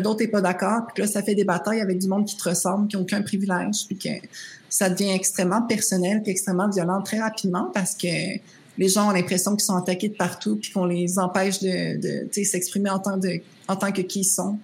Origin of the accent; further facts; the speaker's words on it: Rimouski, Quebec, Canada; moved away; je venais de Rimouski, j'avais fait l'anglais enrichi